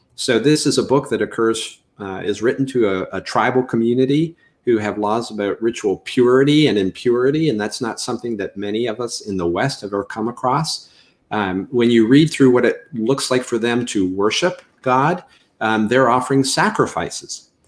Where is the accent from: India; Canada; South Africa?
Canada; moved away as an adult; I'm originally from Canada. You'll probably pick that up when I say anything with an OU diphthong, out and about is what usually uh, signals to people I'm not from Mississippi.